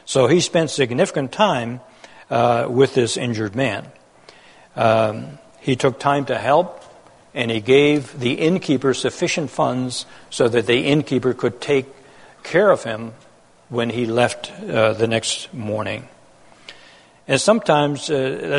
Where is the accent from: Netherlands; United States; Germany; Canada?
Netherlands; moved away; I was born in Holland during that war in an occupied country